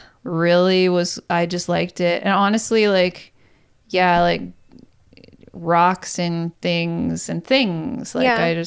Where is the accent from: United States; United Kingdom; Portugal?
Portugal; Azores; I'm from the Azores.